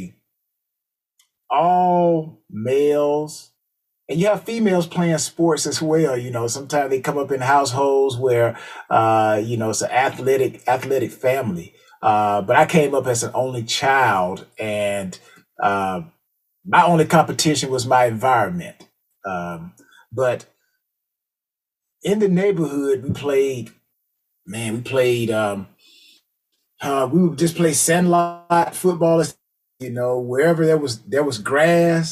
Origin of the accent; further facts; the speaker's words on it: LaGrange, Georgia, United States; I'm from Georgia, LaGrange, Georgia. So for those who don't know, LaGrange is about an hour and 15 minutes southwest of Atlanta. So I grew up watching the Atlanta Falcons too